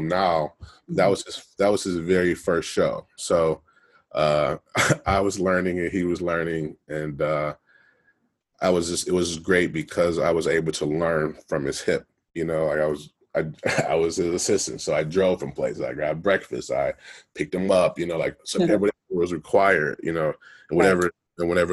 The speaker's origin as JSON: {"language": "English", "town": "Detroit", "region": "Michigan", "country": "United States", "tie": "born or raised there", "moved": "as an adult", "lives_now": "Los Angeles, United States", "said": "I'm originally from Detroit, Michigan. So I grew up in Detroit, went to school at the University of Michigan."}